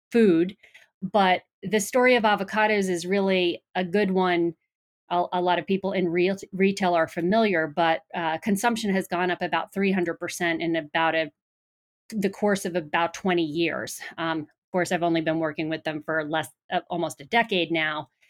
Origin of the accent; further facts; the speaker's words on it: Long Island, New York, United States; moved away as an adult; also born or lived in Boston; originally from New York, if you couldn't tell by my accent, uh, grew up on Long Island on the coast, and uh, went to school in New York